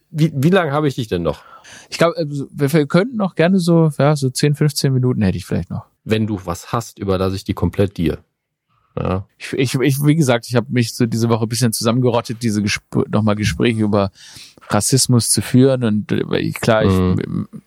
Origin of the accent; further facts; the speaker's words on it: Saarland, Germany; Gerade als Schwabe und als Saarländer